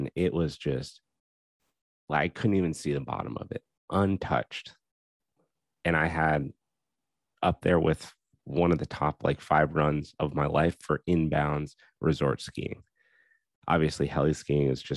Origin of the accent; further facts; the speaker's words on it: Steamboat Springs, Colorado, United States; in Colorado, growing up in Steamboat, I'm absolutely biased to Steamboat